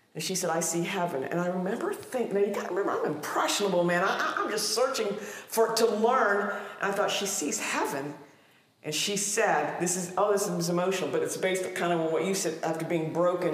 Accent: Ohio, United States; I came out of a cookie cutter mold out of the Midwest of Ohio.

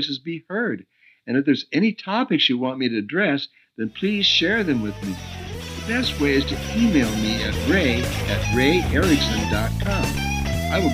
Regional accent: United States; moved away as an adult; also born or lived in Oregon; now in Costa Rica

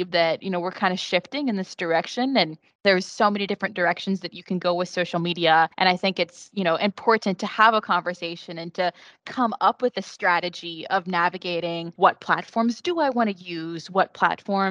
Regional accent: West Virginia, United States; moved away as an adult; now in Florida, United States; I'm not from Florida. I am from West Virginia

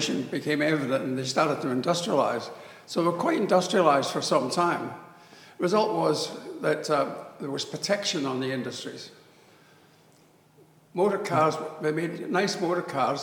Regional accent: Australia; I come from Australia

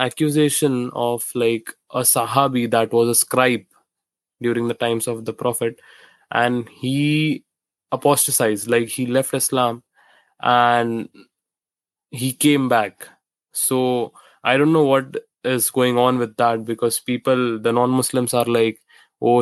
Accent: India; I am from India

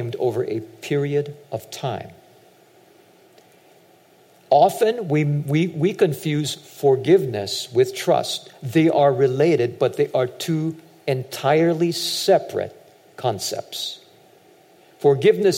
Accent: United States; also born or lived in Hawaii; I'm Japanese American

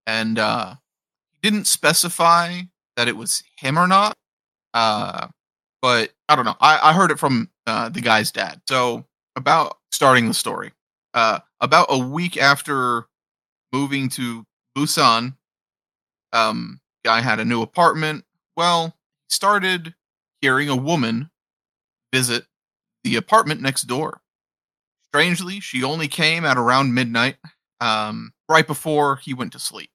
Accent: Appalachia, United States; I'm an Appalachian boy

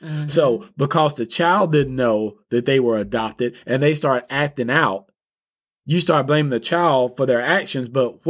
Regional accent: Texas, United States; When I was a child, I grew up in East Texas. I stayed in the woods.

